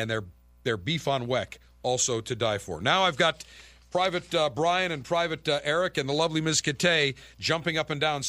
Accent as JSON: {"language": "English", "town": "Buffalo", "region": "New York", "country": "United States", "said": "I'm from Buffalo."}